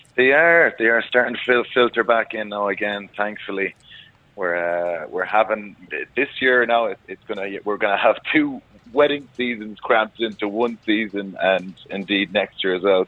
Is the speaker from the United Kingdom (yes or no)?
no; Galway, Connacht, Ireland; moved away; born and raised in Galway